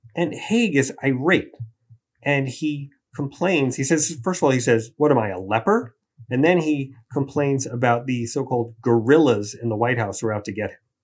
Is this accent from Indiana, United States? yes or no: no; New York City, New York, United States; I did grow up in Queens in the nineteen seventies